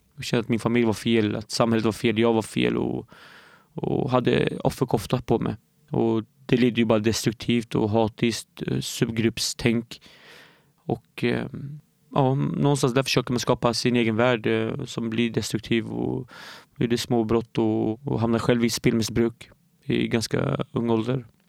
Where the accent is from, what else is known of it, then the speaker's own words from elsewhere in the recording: Norrköping, Östergötland, Sweden; also born or lived in Derik, Syria; jag är uppvuxen i Norrköping